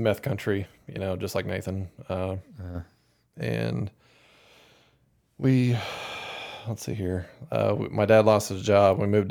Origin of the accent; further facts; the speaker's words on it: Nebraska, United States; Probably similar to what it's like growing up in Iowa or Kansas. Or South Dakota, out in the middle of frickin' nowhere, with nothing to do.